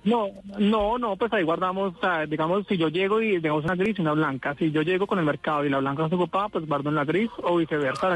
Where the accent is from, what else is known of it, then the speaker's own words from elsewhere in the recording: Buga, Valle del Cauca, Colombia; yo soy en Guadalajara de Buga, ciudad señora de la ciudad milagrosa.